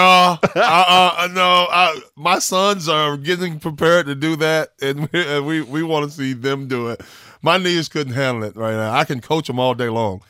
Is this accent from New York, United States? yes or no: no; Orlando, Florida, United States; growing up in Orlando